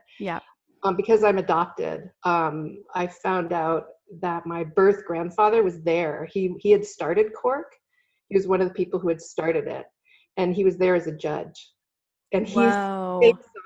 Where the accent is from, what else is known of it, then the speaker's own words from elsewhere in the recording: Belleville, Ontario, Canada; moved away as an adult; also born or lived in Kingston, Ontario; now in California, United States; I was born in Kingston, but I grew up in Belleville, which is not too far away